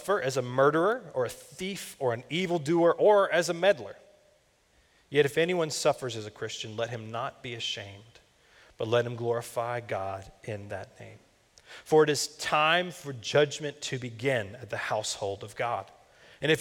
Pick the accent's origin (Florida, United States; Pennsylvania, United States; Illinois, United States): Florida, United States; I grew up in Florida